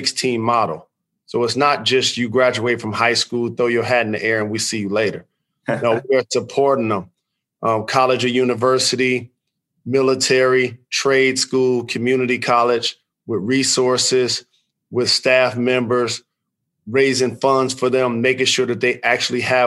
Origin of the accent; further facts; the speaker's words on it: Detroit, Michigan, United States; I'm a native of Detroit. I grew up on the Northwest side.